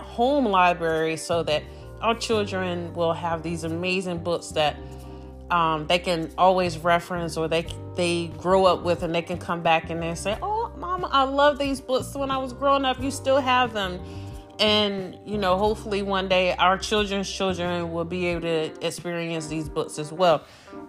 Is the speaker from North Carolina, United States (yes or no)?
yes; Greensboro, North Carolina, United States; growing up in the 80s in North Carolina, Greensboro, North Carolina